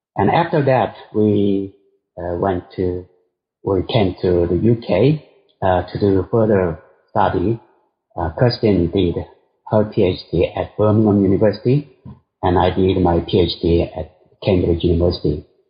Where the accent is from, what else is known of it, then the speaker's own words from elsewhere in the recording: South Korea; moved away as an adult; also born or lived in India; I was born in Korea, South Korea